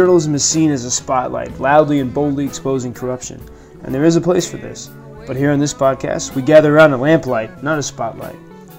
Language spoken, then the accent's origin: English; United States; now in Lviv, Ukraine; I'm an American quarantined here quite unexpectedly these past few months.